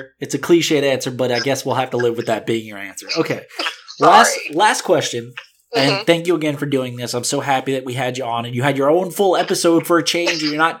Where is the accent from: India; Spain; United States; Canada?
United States; the South; See, I grew up in the South, right?